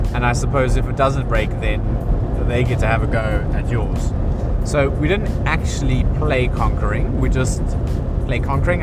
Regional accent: South Africa; moved away as an adult; now in England; I was brought up in South Africa

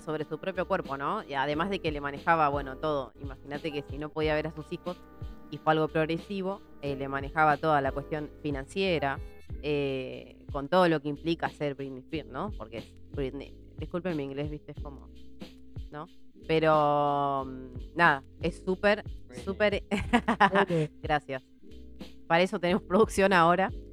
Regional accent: Virrey del Pino, Buenos Aires Province, Argentina; vengo de Virrey del Pino

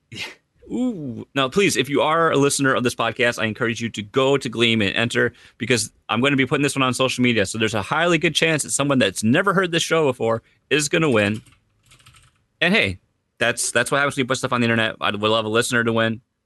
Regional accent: United States; I'm American

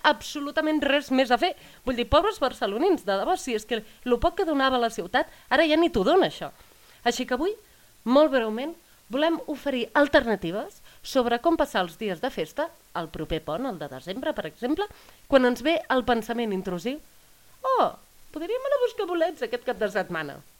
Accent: Catalonia, Spain; jo he crescut en un poble petit

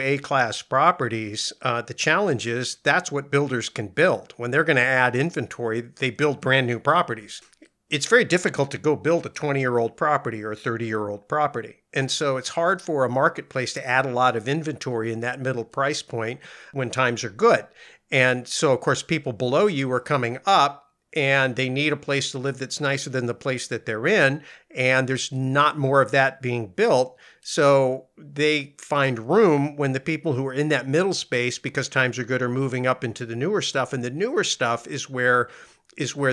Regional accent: Bay Area, California, United States; you and I spent a lot of time growing up in the Bay Area

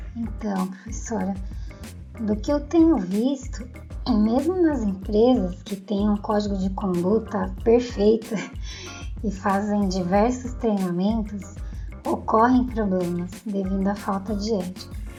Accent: São Paulo, Brazil; eu sou de São Paulo

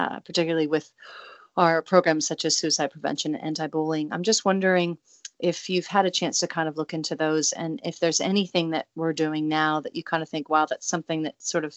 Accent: Salem, Oregon, United States; now in New Zealand; I grew up in Salem, Oregon before I moved to New Zealand.

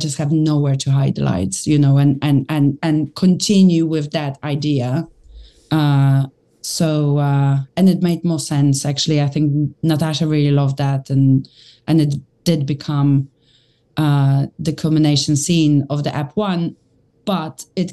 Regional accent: London, United Kingdom; As a Londoner

